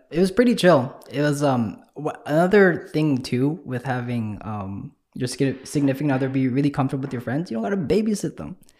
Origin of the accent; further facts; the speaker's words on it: Winnipeg, Manitoba, Canada; I'm from Transcona.